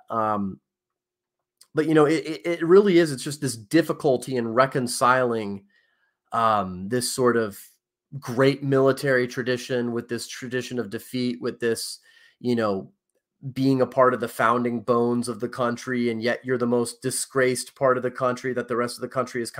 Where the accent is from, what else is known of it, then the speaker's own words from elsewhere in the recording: Virginia, United States; I was born in Virginia, which is the northernmost state in the South.